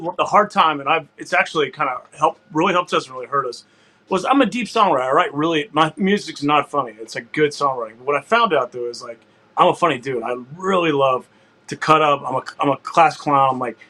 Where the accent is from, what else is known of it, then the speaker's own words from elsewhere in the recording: Houston, Texas, United States; I was born and raised in Houston, but when I had chili, there was beans in it.